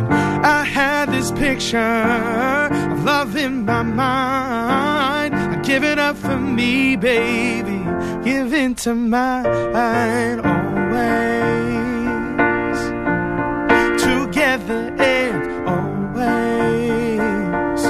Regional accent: St. Louis, Missouri, United States; now in Boston, United States; I'm originally from St. Louis, Missouri, but I've been in Boston since 2008.

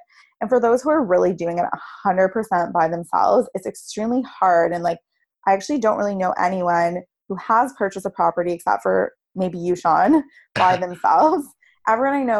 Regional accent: Toronto, Ontario, Canada; I grew up in Toronto and it's where I currently live

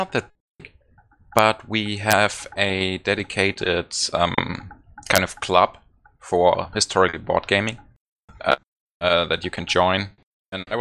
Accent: Bavaria, Germany; English is a second language; technically I'm from Bavaria.

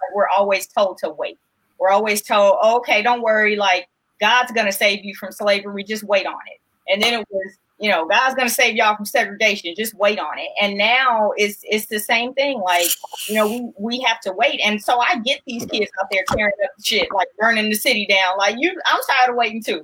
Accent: Los Angeles, California, United States; growing up in South Central

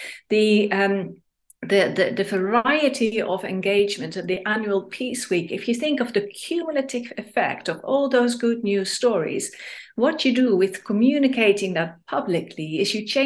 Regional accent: Netherlands; now in Manchester, United Kingdom; I'm raised in Holland

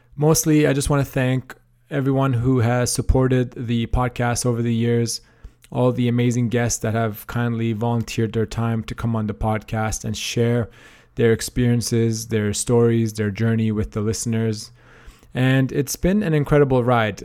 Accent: Canada; moved away as an adult; also born or lived in Australia / Toronto; I am Canadian originally

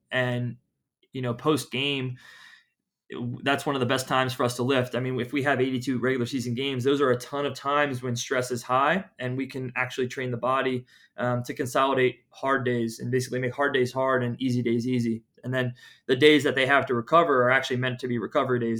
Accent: Philadelphia, Pennsylvania, United States; moved away as an adult; also born or lived in Tampa, Florida / Atlanta / Phoenix; I, I'm from Philadelphia.

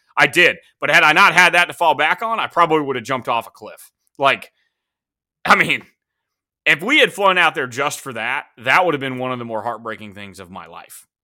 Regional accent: United States; as an American

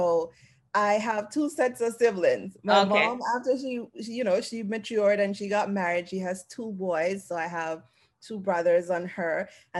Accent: Clydesdale, Saint Ann, Jamaica; also born or lived in Kingston, Jamaica; So I was born there the first 2 years of my life. And then I moved to live with my grandparents in St. Anne, in the countryside of St. Anne, a place called Clydesdale.

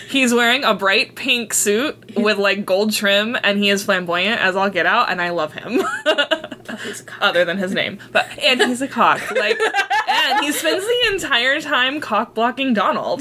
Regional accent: California, United States; we grew up in California

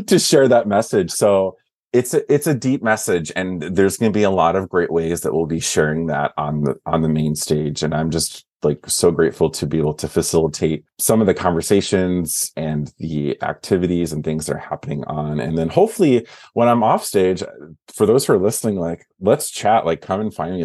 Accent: Wisconsin, United States; moved away; also born or lived in Twin Cities / Southern California; I am originally from the Midwest. I'm from Wisconsin, born not born and raised, but raised.

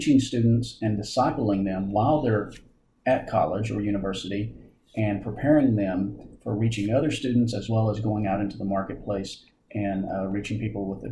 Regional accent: Searcy, Arkansas, United States; moved away as an adult; also born or lived in Texas; now in Oklahoma, United States; I'm originally from Searcy, Arkansas.

